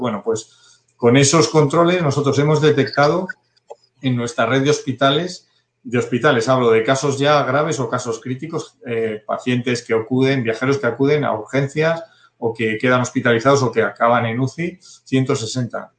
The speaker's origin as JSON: {"language": "Spanish", "region": "Community of Madrid", "country": "Spain", "said": "como madrileño"}